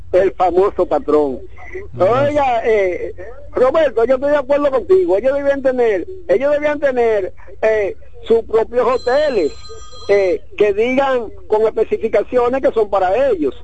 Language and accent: Spanish; Santo Domingo, Distrito Nacional, Dominican Republic; yo me crié en Villa Consuelo